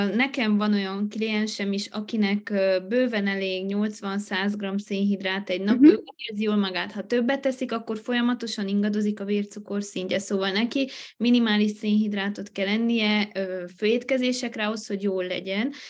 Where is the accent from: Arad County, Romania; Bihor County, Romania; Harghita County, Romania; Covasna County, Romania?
Harghita County, Romania; Miercurea Ciuc; also born or lived in Târgu Mureș; Én jelenleg Romániában élek, Csíkszeredában, itt is születtem, egy ideig éltem Marosvásárhelyen